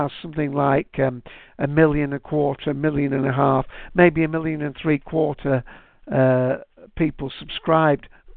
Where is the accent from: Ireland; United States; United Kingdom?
United Kingdom; Manchester, North West England; I'm from Manchester. If you haven't guessed with my accent